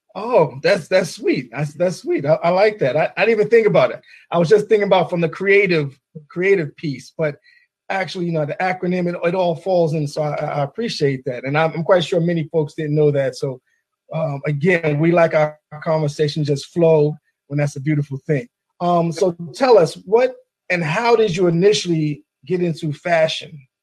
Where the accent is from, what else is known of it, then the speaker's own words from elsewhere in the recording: New York City, New York, United States; now in Maryland, United States; I'm also a native New Yorker from the Bronx uh, Marble Hill Project